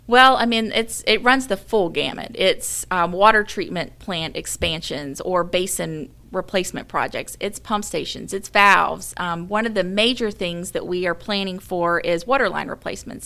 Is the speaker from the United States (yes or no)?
yes; Mobile, Alabama, United States; moved away as an adult; also born or lived in Birmingham, Alabama; now in Saint Louis, United States; I grew up in Mobile, Alabama, really close to Mobile Bay